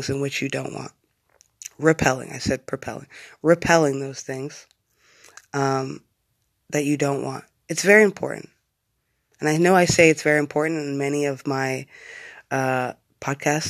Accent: Bloomsburg, Pennsylvania, United States; moved away; also born or lived in Hawaii; I'm from Bloomsburg, Pennsylvania

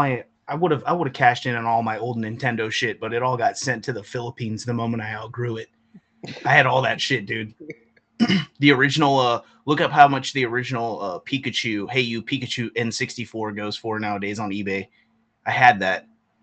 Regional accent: Virginia, United States; I'm also from Virginia.

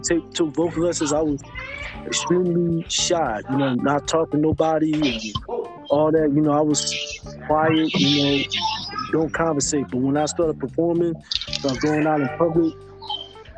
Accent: Philadelphia, Pennsylvania, United States; moved away; I'm originally from Philly

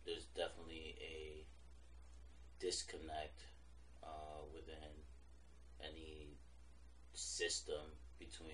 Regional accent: Colombia; I'm Colombian

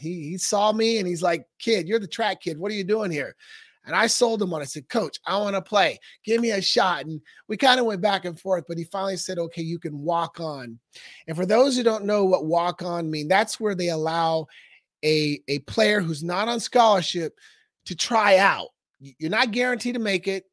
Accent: Portland, Oregon, United States; moved away as an adult; now in Scottsdale, United States; I was raised in Northeast Portland.

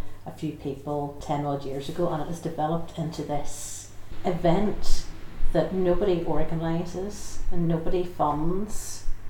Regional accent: Belfast, Northern Ireland, United Kingdom; I'm from Belfast

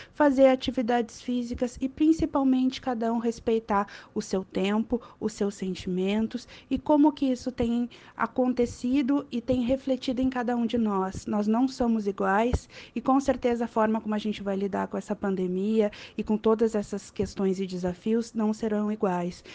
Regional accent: Porto Alegre, Rio Grande do Sul, Brazil; eu sou de Porto Alegre

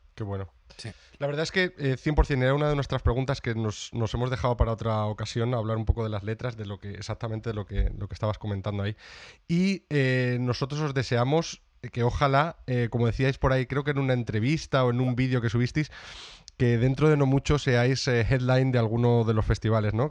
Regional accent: Salamanca, Castile and León, Spain; now in Brighton, United Kingdom; yo de Salamanca, pero por desgracia no estaba en Salamanca y yo vivo en Brighton, en eh, Reino Unido. Llevo aquí ya muchos años.

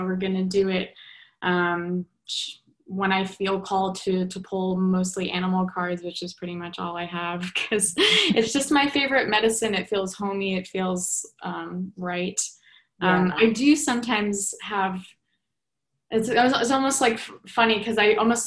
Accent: New York, United States; Growing up in New York

